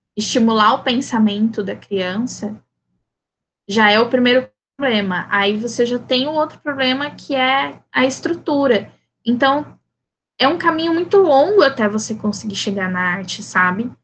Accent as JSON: {"language": "Portuguese", "town": "Campo Grande", "region": "Mato Grosso do Sul", "country": "Brazil", "tie": "born or raised there", "first_language": "Portuguese", "said": "nascida e criada em Campo Grande, Mato Grosso do Sul"}